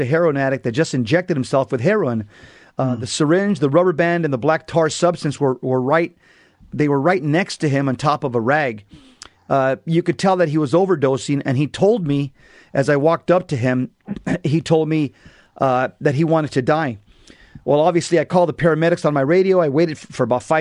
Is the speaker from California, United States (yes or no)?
yes; San Fernando, California, United States; I grew up in San Fer